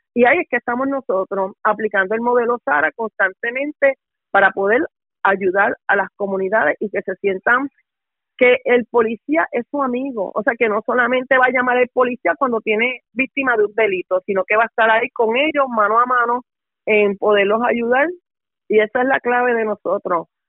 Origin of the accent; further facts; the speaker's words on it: Guaynabo, Puerto Rico; also born or lived in Utuado, Puerto Rico; now in Bayamón, Puerto Rico; yo soy natural de Guaynabo, Puerto Rico